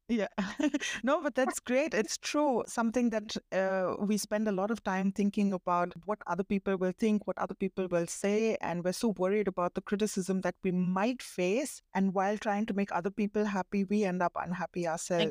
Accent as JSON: {"language": "English", "country": "India", "said": "my husband is German, I'm Indian, and we've grown up, we've been raised very differently"}